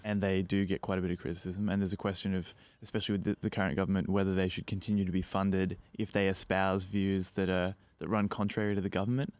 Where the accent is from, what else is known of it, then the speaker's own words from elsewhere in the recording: Australia; being Australian